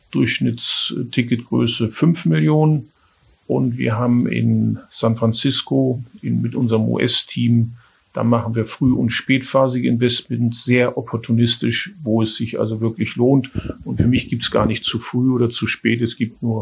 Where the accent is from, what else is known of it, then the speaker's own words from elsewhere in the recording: Germany; aber ich bin Deutscher, ich bleibe auch in Deutschland.